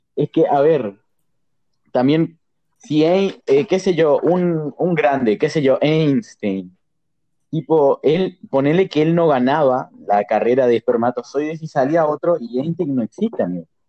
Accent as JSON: {"language": "Spanish", "region": "Formosa", "country": "Argentina", "said": "seamos de Formosa"}